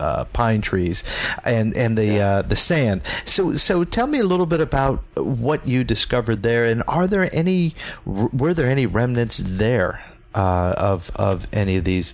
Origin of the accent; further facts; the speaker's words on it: Florida, United States; So I grew up in Florida, so I know this.